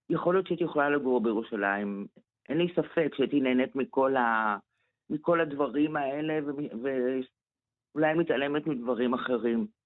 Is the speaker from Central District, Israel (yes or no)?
no; Jerusalem, Jerusalem District, Israel; עכשיו, אני גדלתי בירושלים ילדים, אה, שגרתי במרכז העיר במהלך אה, שתי אינתיפאדות.